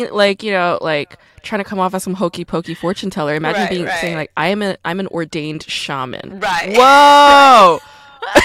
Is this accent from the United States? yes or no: no; South Korea; born there; And also, I was born in Korea, which is, you know, faster in terms of time.